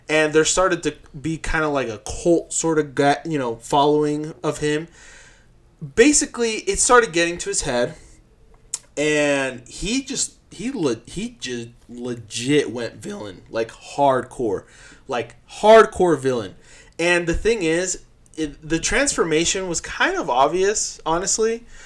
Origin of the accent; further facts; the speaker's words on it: Uruguay; moved away; I was from Uruguay